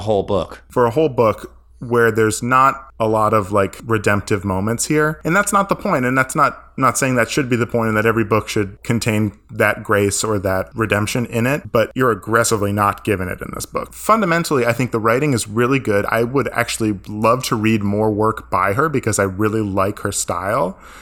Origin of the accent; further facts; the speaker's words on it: Maine, United States; I grew up in Maine.